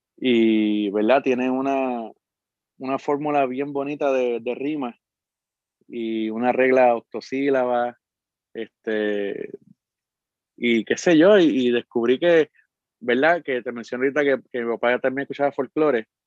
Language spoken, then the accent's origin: Spanish; Arecibo, Puerto Rico; Nací y me crié en Arecibo, en el barrio Sabanahoyo